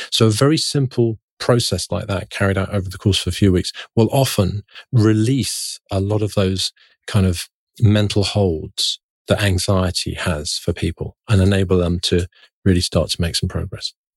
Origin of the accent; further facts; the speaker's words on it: London, United Kingdom; when I was growing up in London in the nineteen seventies and nineteen eighties